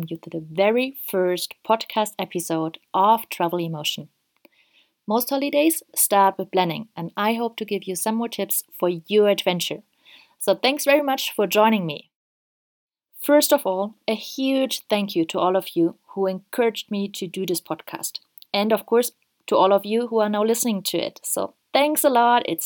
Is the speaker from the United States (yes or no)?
no; Germany; now in Ecuador; I'm originally from Germany and live at this very moment in Ecuador.